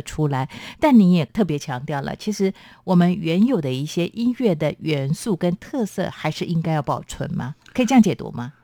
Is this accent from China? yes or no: no; southern Taiwan countryside, Taiwan; 就好像我在南部乡下长大的